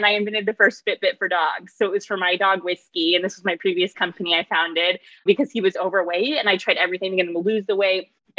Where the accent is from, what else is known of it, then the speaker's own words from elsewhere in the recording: middle of Illinois, United States; moved away; in the middle of Illinois in a very rural country town.